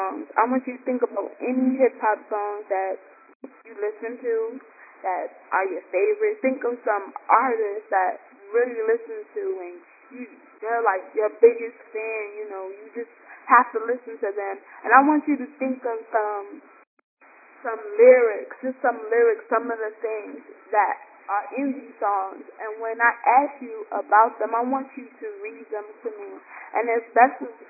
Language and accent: English; New York City, New York, United States; now in Baltimore, United States; I'm calling from Baltimore, Maryland, but I'm originally from Brooklyn, New York